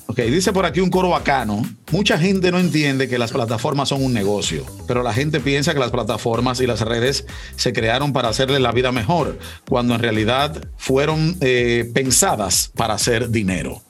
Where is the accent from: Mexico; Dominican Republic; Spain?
Dominican Republic; Los dominicanos somos